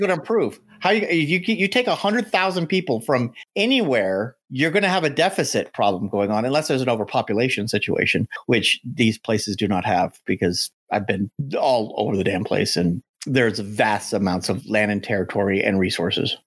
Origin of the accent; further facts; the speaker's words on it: United States; as an American, 'cause us Americans